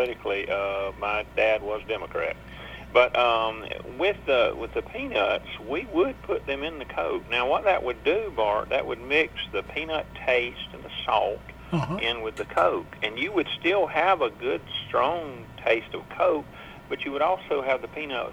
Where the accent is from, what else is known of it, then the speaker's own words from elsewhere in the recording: South Georgia, United States; moved away; I grew up in South Georgia. In fact, it's about 12 miles from the Florida line, so we considered South Georgia